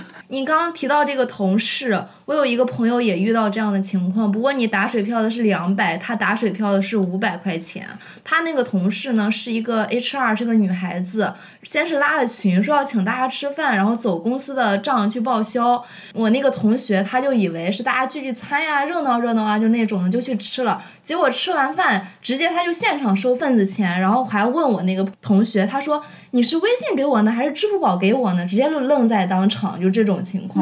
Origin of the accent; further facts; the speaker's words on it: Shandong, China; moved away; 在我们山东那里啊，反正就是在我那儿，他接亲和仪式都是在上午，正餐是在中午吃的